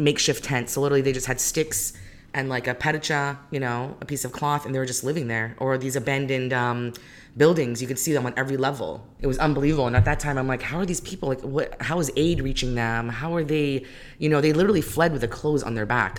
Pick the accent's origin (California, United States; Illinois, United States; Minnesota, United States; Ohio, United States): California, United States; Modesto; born or raised there; also born or lived in Greece / Calgary, Alberta, Canada / Iraq